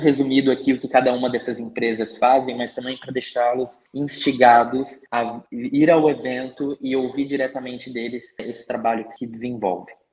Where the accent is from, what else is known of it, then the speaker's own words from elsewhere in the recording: Curitiba, Paraná, Brazil; Eu sou daqui de Curitiba e sempre vivi aqui